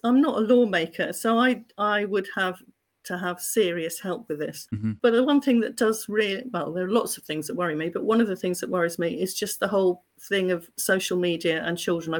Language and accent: English; South West England, United Kingdom; So I am proudly Cornish.